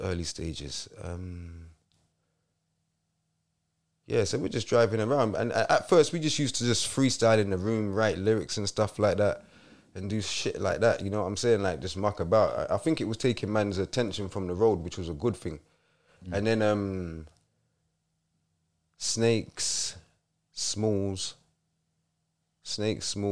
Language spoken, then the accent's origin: English; London, United Kingdom; also born or lived in Wolverhampton / Croydon; I'm from London